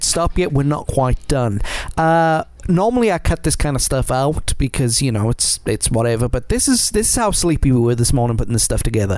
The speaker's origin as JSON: {"language": "English", "region": "Wales", "country": "United Kingdom", "said": "I'm Welsh to the bone"}